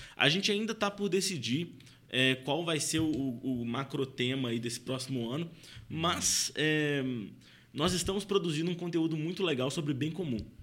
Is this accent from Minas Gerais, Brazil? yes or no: yes; Belo Horizonte, Minas Gerais, Brazil; Eu sou de BH